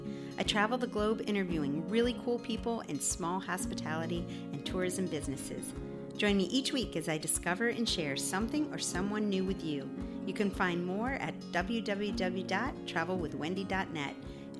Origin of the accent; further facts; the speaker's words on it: New York, United States; moved away; also born or lived in Lancaster County, Pennsylvania; Growing up in Amish New York State and then moving to Lancaster County, Pennsylvania